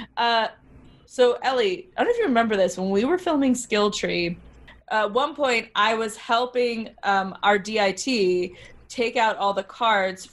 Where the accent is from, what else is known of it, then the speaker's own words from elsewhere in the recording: New Orleans, Louisiana, United States; I'm from New Orleans.